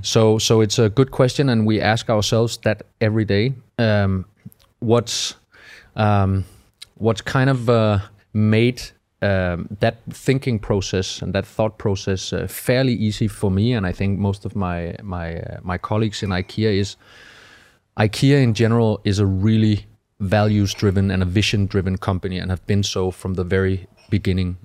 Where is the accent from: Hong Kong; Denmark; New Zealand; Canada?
Denmark; moved away as an adult; also born or lived in Malmö, Sweden; I'm from Denmark